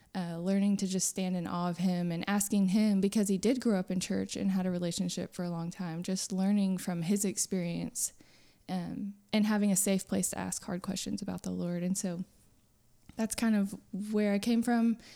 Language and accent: English; Friendswood, Texas, United States; moved away as an adult; now in Nacogdoches, United States; I grew up in Friendswood, which is southeast Houston area